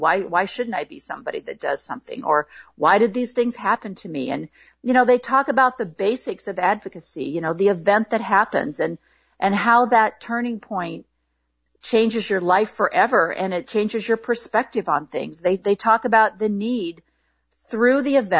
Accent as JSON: {"language": "English", "region": "Illinois", "country": "United States", "tie": "born or raised there", "moved": "yes", "lives_now": "Portland, United States", "said": "I grew up in Illinois"}